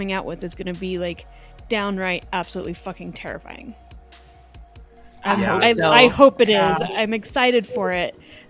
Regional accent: the South, United States; moved away; also born or lived in Utah; growing up in the South

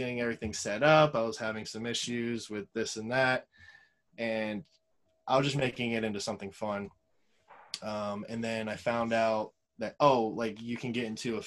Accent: Florida, United States; that's where I grew up. It's my hometown area code.

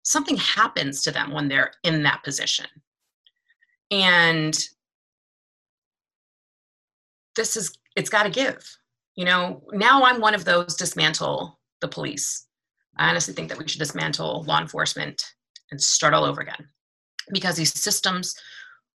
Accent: Washington, District of Columbia, United States; moved away as an adult; now in Maryland, United States; I am originally from Washington, D.C., born and bred. I am in Maryland because gentrification pushed me out.

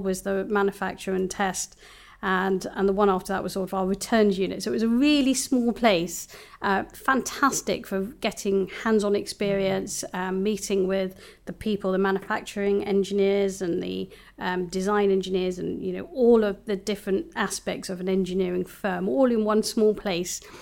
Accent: London, United Kingdom; moved away as an adult; also born or lived in Bristol; I was born and bred in London

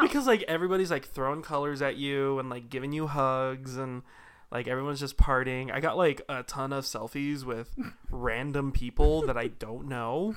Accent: Salt Lake City, Utah, United States; I was not, in fact, born into Haiti. I was born in Salt Lake.

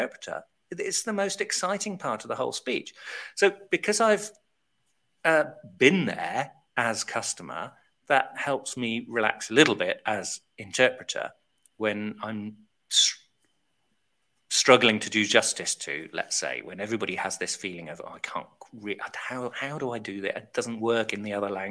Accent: United Kingdom; I'm so British

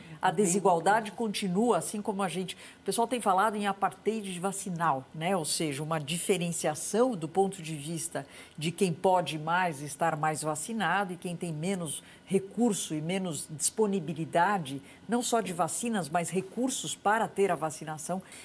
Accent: Brazil

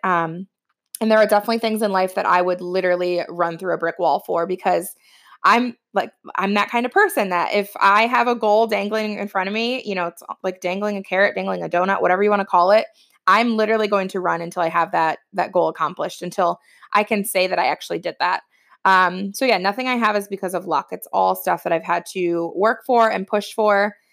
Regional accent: Ohio, United States; moved away as an adult; now in New Jersey, United States; I'm originally from Ohio. I live in Jersey now

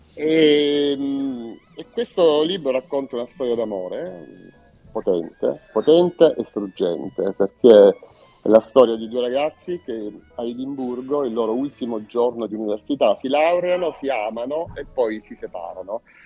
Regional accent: Lecce, Apulia, Italy; noi siamo leccesi

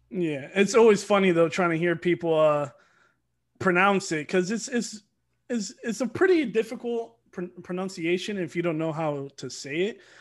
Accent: Norcross, Georgia, United States; also born or lived in Miami, Florida; Then I moved out here, uh, moved to Norcross for a while, and then just been in Georgia ever since.

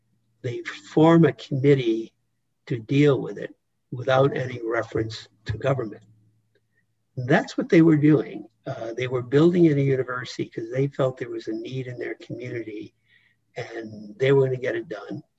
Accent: United States; here I was born in the United States

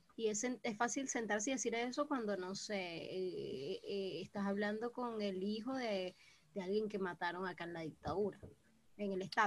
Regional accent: Venezuela; moved away; como el venezolano naturalmente no somos

